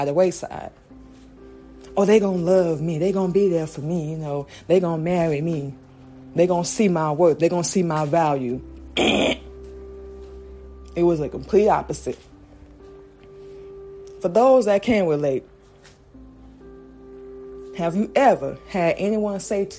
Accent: Florida, United States; also born or lived in Georgia; we grew up in Florida. We were born in Georgia. We moved to Florida. We were about one. Grew up there.

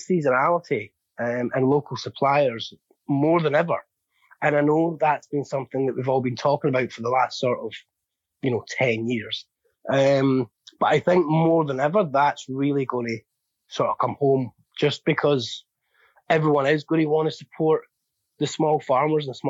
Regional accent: just outside Glasgow, Scotland, United Kingdom; now in Edinburgh, United Kingdom; I was born just outside Glasgow. So I'm more Glaswegian

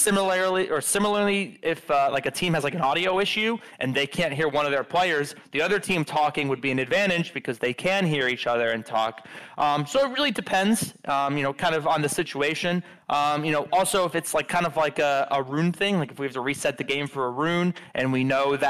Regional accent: Philadelphia, Pennsylvania, United States; moved away; I'm from Philly

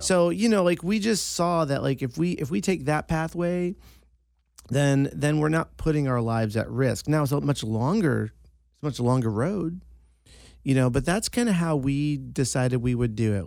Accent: East Coast, United States; moved away; I'm from the East Coast. It's a small Sicilian family.

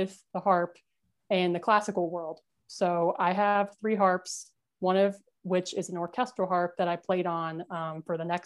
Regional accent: New Jersey, United States; also born or lived in New York; I was born in New York, but I grew up in a really small, how shall we say, small-minded town in New Jersey in a rural part

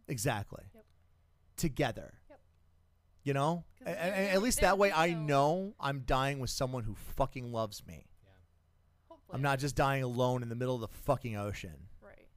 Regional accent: South Carolina, United States; moved away; I grew up in South Carolina

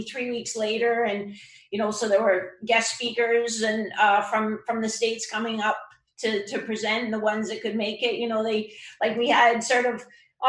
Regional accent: Canada; I'm Canadian

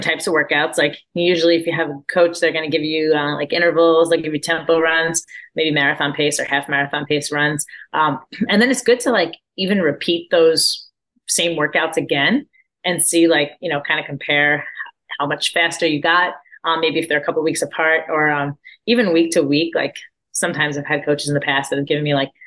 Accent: Orlando, Florida, United States; my hometown of Orlando

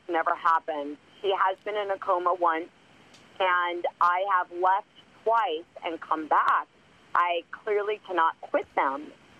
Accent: Los Angeles, California, United States; also born or lived in Chicago; I am from L.A.

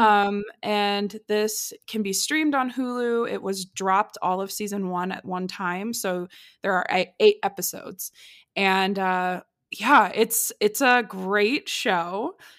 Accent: Midwest, United States; I'm from the Midwest

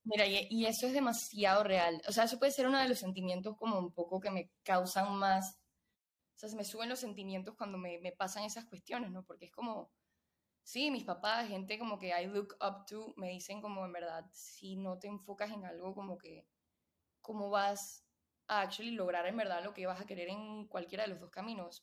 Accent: Panama; moved away as an adult; also born or lived in Venezuela / Austin, Texas; soy venezolana panameña. Eh, la mayoría de, mi vida he vivido en Panamá

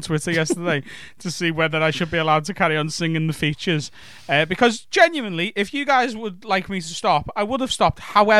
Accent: Liverpool, North West England, United Kingdom; accent: Scouse; We're not English, we are Scouse.

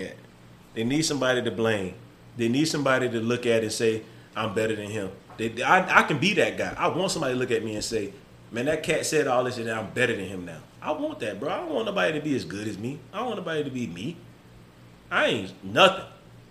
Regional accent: the South, United States; I'm from the South

